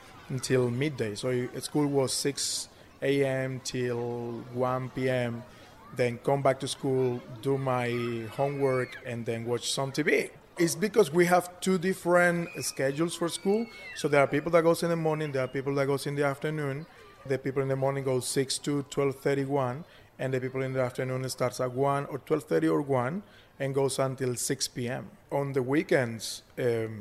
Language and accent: English; Valledupar, Cesar, Colombia; English is a second language; moved away as an adult; now in Brisbane, Australia; My city is the capital of one of those states. It's Valledupar, the state is Cesar